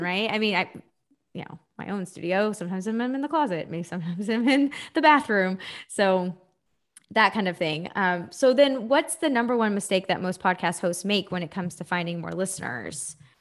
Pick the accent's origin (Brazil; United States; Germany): United States; Texas; I'm from Texas